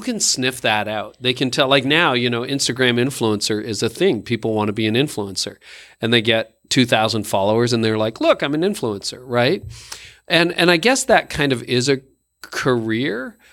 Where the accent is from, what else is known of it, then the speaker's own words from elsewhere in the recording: Canada; I am Canadian